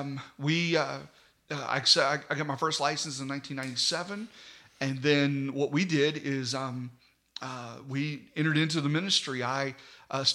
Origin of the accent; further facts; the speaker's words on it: Mannington, West Virginia, United States; I was raised in Mannington